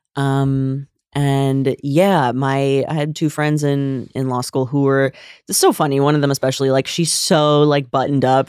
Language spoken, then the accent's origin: English; Bergen County, northern New Jersey, United States; also born or lived in New York City / Boston / Jerusalem; I am from northern New Jersey, from Bergen County